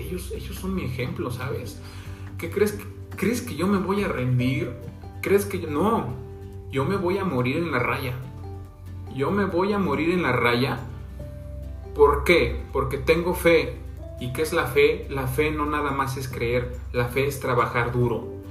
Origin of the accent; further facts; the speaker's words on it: Santiago de Anaya, Hidalgo, Mexico; Soy del municipio de Santiago de Anaya